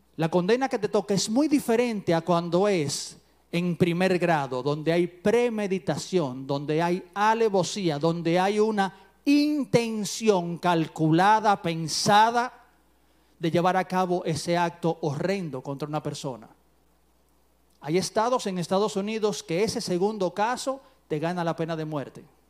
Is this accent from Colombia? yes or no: no; Dominican Republic